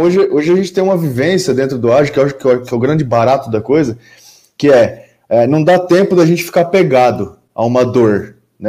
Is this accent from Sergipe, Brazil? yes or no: no; Campinas, São Paulo, Brazil; sou aqui de Campinas, interior de São Paulo